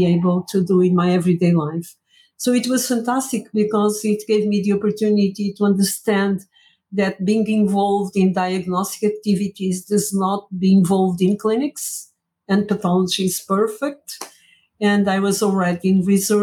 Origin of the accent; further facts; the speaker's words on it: Angola; moved away as an adult; also born or lived in Porto, Portugal; now in Portugal; I was born in Angola.